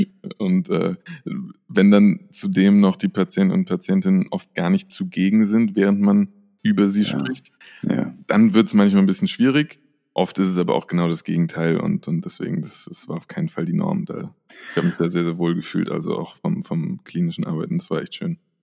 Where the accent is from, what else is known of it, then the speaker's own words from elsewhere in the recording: near Frankfurt, Hesse, Germany; moved away as an adult; now in Vienna, Austria; ich komme ja aus der Nähe von Frankfurt ursprünglich